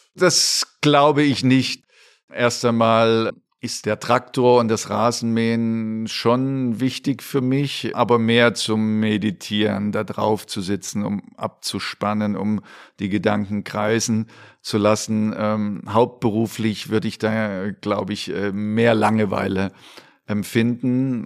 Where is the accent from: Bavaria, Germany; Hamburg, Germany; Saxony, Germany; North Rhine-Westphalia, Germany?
Saxony, Germany; Dresden; moved away as an adult; natürlich war ich in Dresden sehr verwurzelt, auch ähm, natürlich familiär, aber auch mit Dynamo Dresden